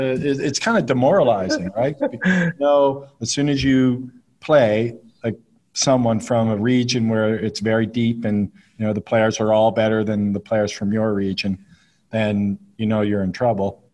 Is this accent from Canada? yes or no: yes; Nova Scotia, Canada; where I grew up in Nova Scotia